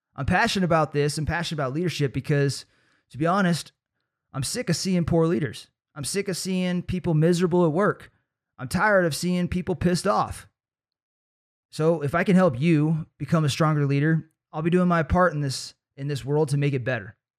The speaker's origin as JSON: {"language": "English", "town": "Trinity Center", "region": "California", "country": "United States", "tie": "born or raised there", "said": "a pretty unique experience growing up in Trinity Center"}